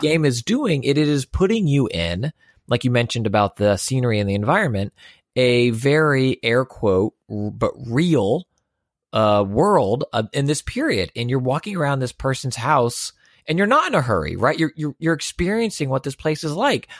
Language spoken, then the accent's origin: English; Houston, Texas, United States; born and raised in Houston